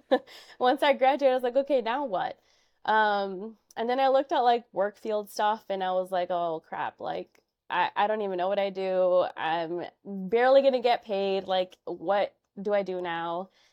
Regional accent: Chicago, Illinois, United States; I was born and raised in Chicago. I grew up in Albany Park

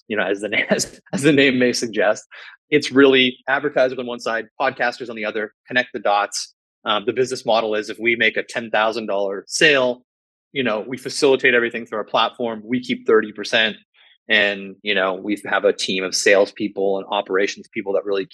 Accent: Canada; I'm a Canadian

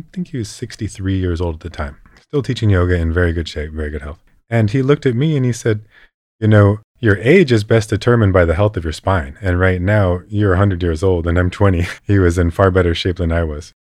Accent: West Coast of California, United States; I grew up surfing in the West Coast of California

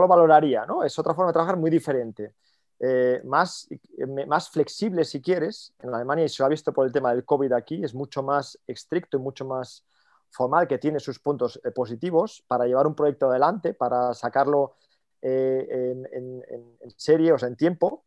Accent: Oviedo, Asturias, Spain; moved away as an adult; now in Munich, Germany; dos somos españoles y además los dos de Oviedo

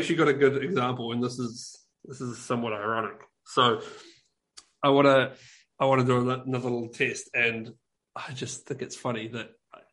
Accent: New Zealand; we're like, oh, from New Zealand

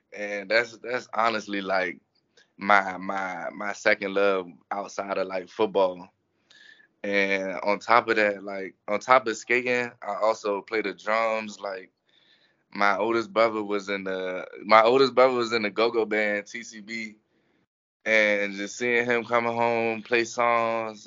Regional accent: Fort Washington, Maryland, United States; moved away as an adult; now in Gainesville, United States; I grew up right in Maryland

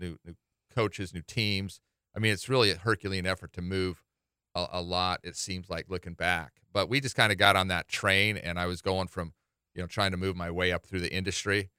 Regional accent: Salt Lake City, Utah, United States; now in Hawaii, United States; I grew up in Salt Lake City

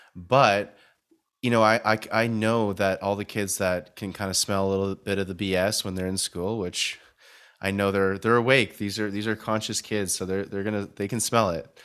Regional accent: Canada; now in Vancouver, Canada; from Canada

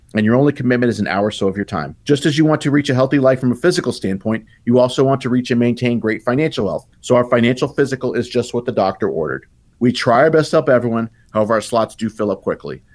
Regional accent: Tucson, Arizona, United States; I'm based here in Tucson. I'm from Tucson.

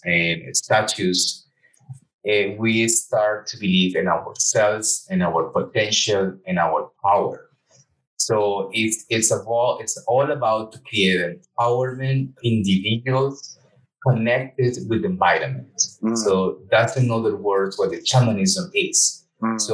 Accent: Colombia; moved away; I was born in Colombia

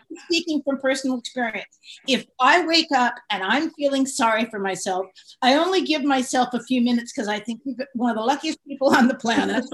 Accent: San Francisco, California, United States; I grew up in San Francisco

